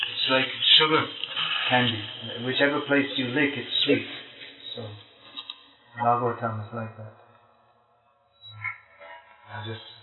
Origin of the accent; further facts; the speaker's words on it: Pune, Maharashtra, India; I'm from Pune. Pune. I'm going. I'm just going to Bombay tomorrow, and then after three days